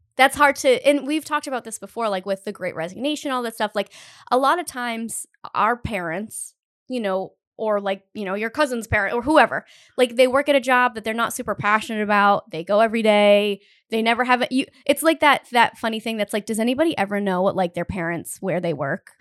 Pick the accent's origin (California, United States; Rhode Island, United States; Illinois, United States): Rhode Island, United States; Northern; we're both from Northern Rhode Island